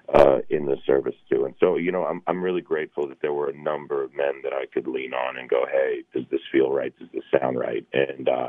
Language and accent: English; Kennesaw, Georgia, United States; I grew up in Kennesaw, Georgia, a little town north of Atlanta.